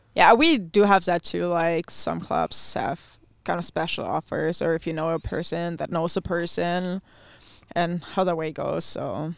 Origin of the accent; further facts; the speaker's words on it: Neuwied, Rhineland-Palatinate, Germany; first language German; English is a second language; moved away as an adult; also born or lived in Iowa, United States; My hometown is called Neuwied